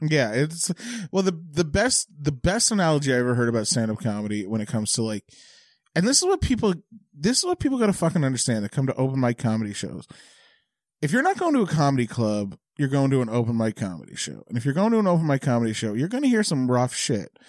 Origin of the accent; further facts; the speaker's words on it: Bridgewater, Nova Scotia, Canada; in Bridgewater where I'm from